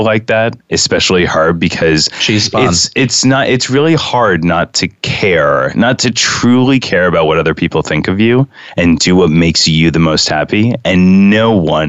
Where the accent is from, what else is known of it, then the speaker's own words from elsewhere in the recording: New York City, New York, United States; I grew up in Lincoln Towers, which if, you know, many people don't know, that's in, you know, that's from 66th to 70th Street on West End Avenue